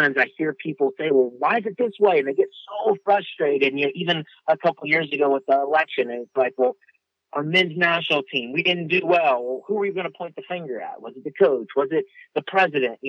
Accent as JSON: {"language": "English", "region": "Virginia", "country": "United States", "tie": "born or raised there", "moved": "yes", "lives_now": "Nashville, United States", "said": "I grew up in Virginia"}